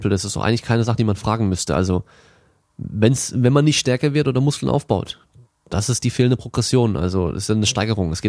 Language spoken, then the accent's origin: German; Germany; also born or lived in France; und ich bin auch in Frankreich geboren, bin aber komplett in Deutschland aufgewachsen.